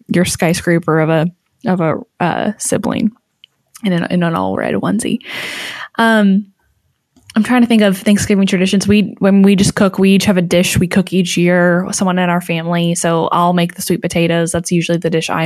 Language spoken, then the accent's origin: English; Washington, United States; I grew up in Washington